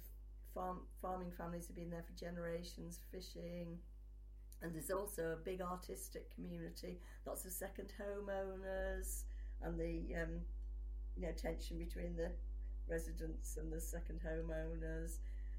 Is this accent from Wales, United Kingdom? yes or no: no; Liverpool, North West England, United Kingdom; also born or lived in Manchester; I'm from Liverpool, and yeah. I was a student in Manchester, and I live south of Manchester.